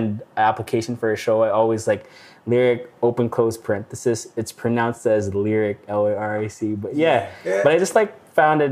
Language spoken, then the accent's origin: English; Baguio, Cordillera Administrative Region, Philippines; moved away as an adult; now in Calgary, Canada; And I was born and raised in the Philippines, in Baguio City, northern part of the Philippines. Moved here when I was turning 22 at the time.